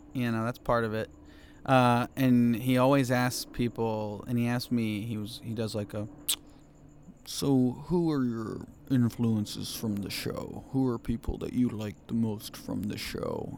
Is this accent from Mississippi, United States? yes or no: no; Cincinnati, Ohio, United States; also born or lived in Chicago, Illinois; now in Los Angeles, United States; I was born in Cincinnati